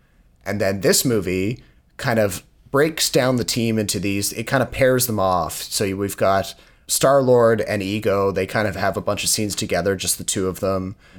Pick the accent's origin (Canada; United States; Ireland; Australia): Canada; East Coast; now in Ontario, Canada; Because when I was growing up on the East Coast of Canada, people were almost absurdly polite at the end of movies.